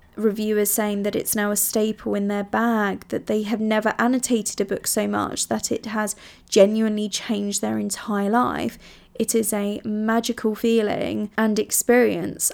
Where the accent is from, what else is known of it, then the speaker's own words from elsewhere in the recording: Italy; moved away; I grew up in Italy